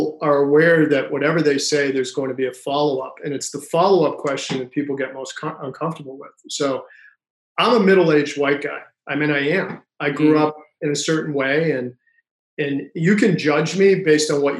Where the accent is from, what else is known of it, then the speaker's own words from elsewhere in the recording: Worcester, Massachusetts, United States; I grew up in Worcester, Massachusetts